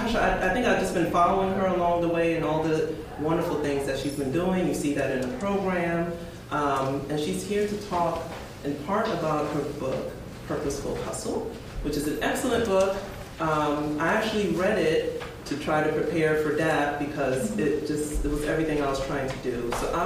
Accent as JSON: {"language": "English", "town": "New York City", "region": "New York", "country": "United States", "moved": "yes", "said": "I came from Brooklyn"}